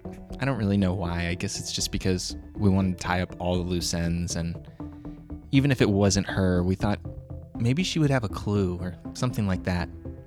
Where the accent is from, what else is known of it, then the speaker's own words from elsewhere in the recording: Danville, California, United States; And so I'm from Danville, Northern California, and 85 was the year I was born.